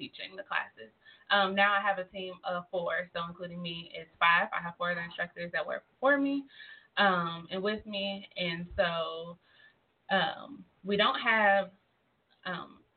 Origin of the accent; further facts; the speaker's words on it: North Carolina, United States; moved away as an adult; now in Tulsa, United States; I'm not from Tulsa. I'm from North Carolina. So coming here, I was a new face.